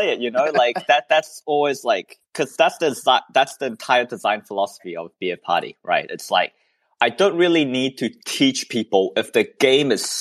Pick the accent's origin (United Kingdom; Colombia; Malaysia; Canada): Malaysia